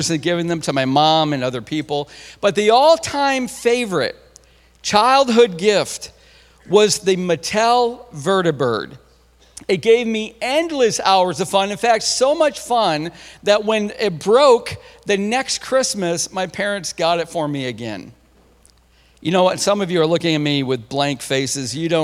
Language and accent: English; Central New York, United States; I'm from Central New York